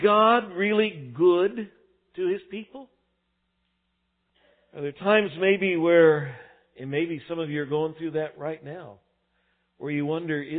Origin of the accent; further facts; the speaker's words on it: El Paso, Texas, United States; moved away; I grew up out in El Paso, Texas